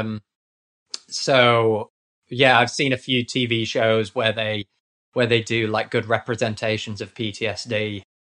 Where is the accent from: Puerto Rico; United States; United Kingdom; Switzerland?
United Kingdom; accent: posh British; I am also British.